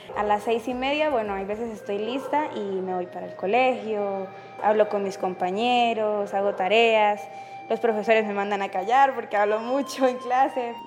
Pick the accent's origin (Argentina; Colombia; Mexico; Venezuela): Colombia; Pacheli, Norte de Santander; soy de Pacheli, no soy nacida, soy criada